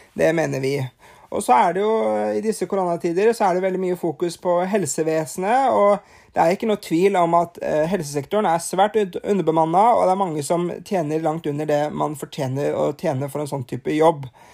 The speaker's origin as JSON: {"language": "Norwegian", "country": "Norway", "said": "her hjemme i Norge"}